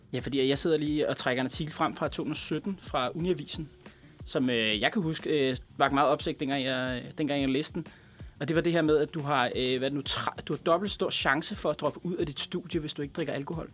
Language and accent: Danish; Denmark